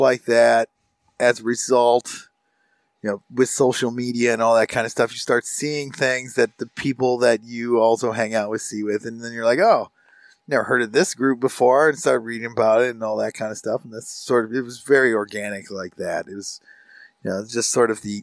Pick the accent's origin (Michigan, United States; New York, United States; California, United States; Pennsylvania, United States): Michigan, United States; McBain; where I grew up, predominantly dairy farms in like the area of the county I grew up. I grew up in, it's Misaukee County. I say I grew up in McBain